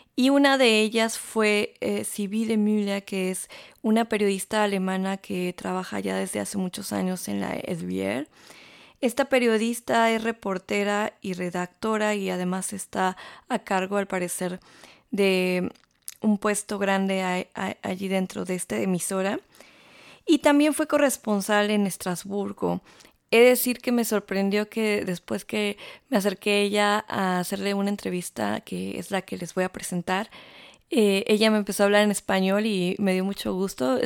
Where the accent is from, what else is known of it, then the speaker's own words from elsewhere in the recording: Mexico; moved away as an adult; now in Stuttgart, Germany; soy periodista, soy mexicana y vivo aquí desde hace ya casi siete años